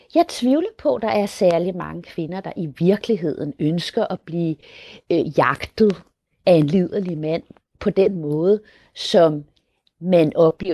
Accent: Colombia; also born or lived in Denmark; i Colombia, hvor jeg kommer fra

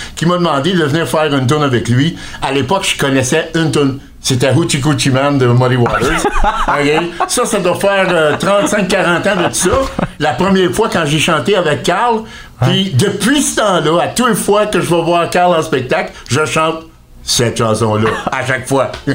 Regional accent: Fredericton, New Brunswick, Canada; je suis né à Fredericton au Nouveau-Brunswick

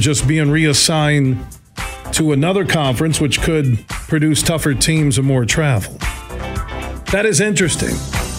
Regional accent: Sparta, Michigan, United States; Except when I grew up in Sparta, Michigan

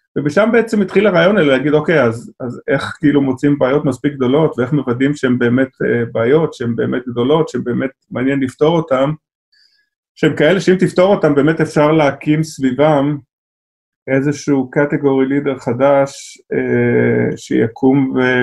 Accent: Israel; אנחנו כישראלים

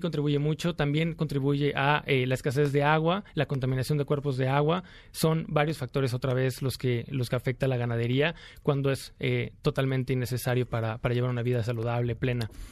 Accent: Veracruz, Mexico; Yo soy de, la, de Veracruz, del puerto

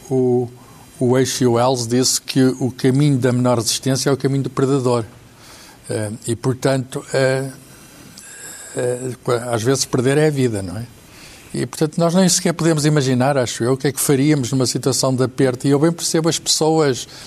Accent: Mozambique; born there; foi só cortelar em Londres, nascemos, eh, em Moçambique

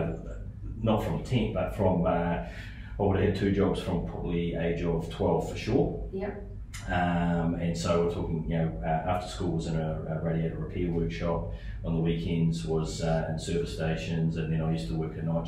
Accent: Hamilton, Waikato, New Zealand; also born or lived in Auckland, New Zealand; I grew up in Hamilton, New Zealand. I was born in Auckland

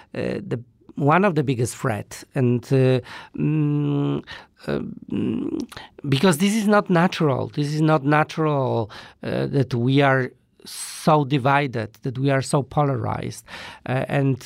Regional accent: Poland; I come from Poland

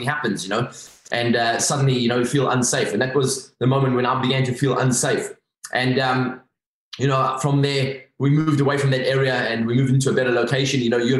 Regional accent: Durban, KwaZulu-Natal, South Africa; accent: South African; I grew up in Durban on the east coast of South Africa

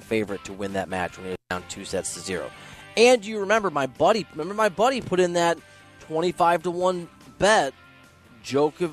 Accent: Iowa, United States; moved away; I'm from Iowa. I've been all over the country. I've lived all over the country.

